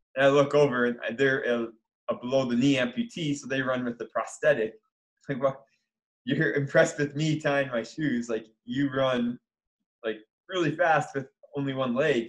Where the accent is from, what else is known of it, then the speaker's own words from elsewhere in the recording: Michigan, United States; I grew up in Michigan playing all sorts of sports